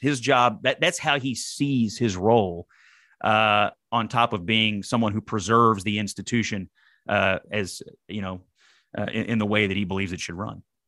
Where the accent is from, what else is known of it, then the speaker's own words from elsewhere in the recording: Dawson Springs, Kentucky, United States; I'm from Dawson Springs, Kentucky